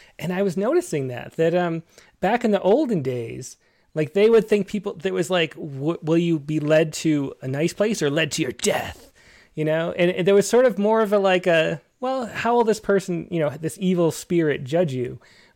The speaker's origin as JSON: {"language": "English", "town": "Rochester", "country": "United States", "accent": "Rochester", "said": "My Rochester accent comes out"}